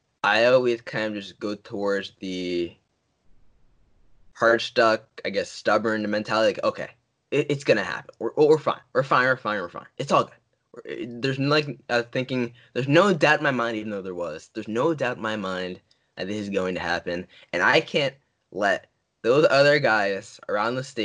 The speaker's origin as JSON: {"language": "English", "region": "New Jersey", "country": "United States", "tie": "born or raised there", "said": "my home state, New Jersey."}